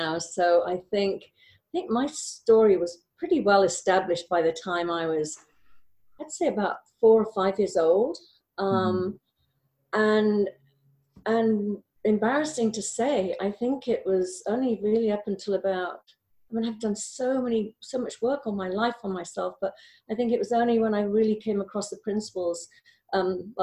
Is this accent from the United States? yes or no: no; Wales, United Kingdom; I grew up in Wales